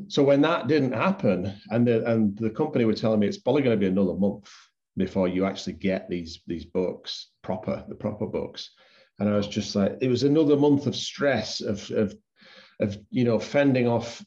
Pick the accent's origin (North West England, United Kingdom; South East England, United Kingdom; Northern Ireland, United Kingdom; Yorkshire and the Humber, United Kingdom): Yorkshire and the Humber, United Kingdom; now in Canada; I am English. I am from Yorkshire